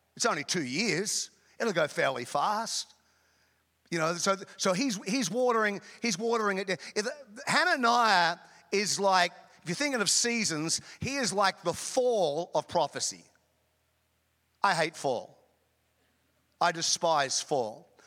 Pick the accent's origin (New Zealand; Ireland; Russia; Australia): Australia; North Queensland; also born or lived in Chicago; now in United States; I grew up in Queensland, Australia, North Queensland